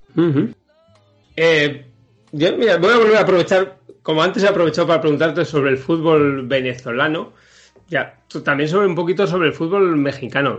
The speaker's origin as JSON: {"language": "Spanish", "country": "Spain", "tie": "born or raised there", "said": "es un equipo de segunda B aquí en España. Es el equipo de mi pueblo."}